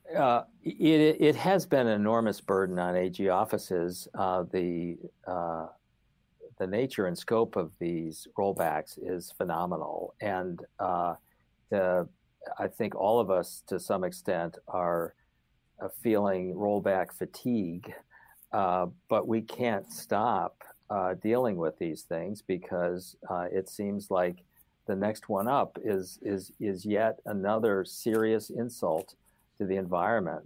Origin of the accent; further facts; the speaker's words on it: Finger Lakes, Western New York State, United States; moved away as an adult; also born or lived in Stanford, California / Washington; I grew up in Western New York State, uh, and, uh, in the Finger Lakes, uh, country of south of Rochester